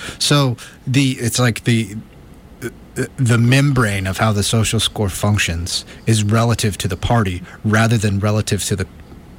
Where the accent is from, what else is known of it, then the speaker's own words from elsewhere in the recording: United States; Maybe it's being raised American